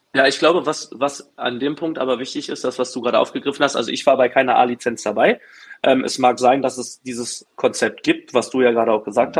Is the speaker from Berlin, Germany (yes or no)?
yes; Berlin, Germany; in Berlin, in meiner Heimat